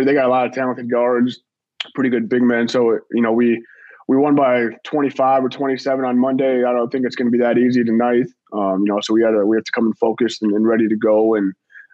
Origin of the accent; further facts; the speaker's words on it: Prior Lake, Minnesota, United States; moved away as an adult; also born or lived in Mankato, Minnesota / North Dakota; now in Memphis, United States; I'm from Prior Lake, Minnesota originally. Grew up, loving sports